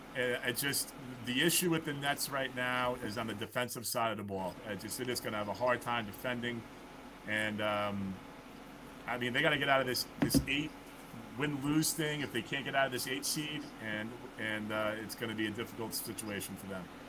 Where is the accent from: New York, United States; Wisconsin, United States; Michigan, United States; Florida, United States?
New York, United States; a New Yorker